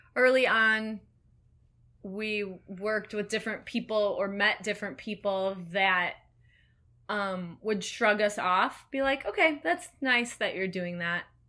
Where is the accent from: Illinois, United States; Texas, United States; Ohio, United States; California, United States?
Illinois, United States; Elgin; growing up in Elgin